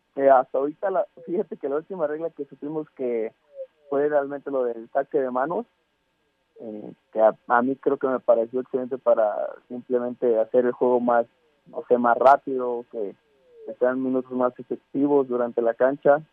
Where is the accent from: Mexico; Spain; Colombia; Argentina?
Mexico; como mexicano